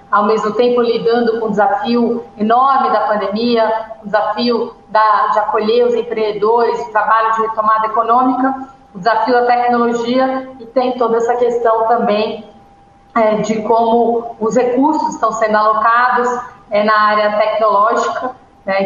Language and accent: Portuguese; São Paulo, Brazil; eu nasci na Vila das Belezas, em Campo Limpo, aqui em São Paulo